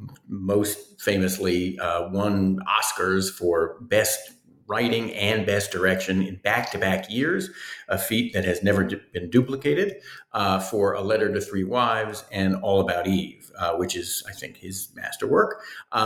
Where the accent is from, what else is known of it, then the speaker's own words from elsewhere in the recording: New York City, New York, United States; I was born and raised in New York City.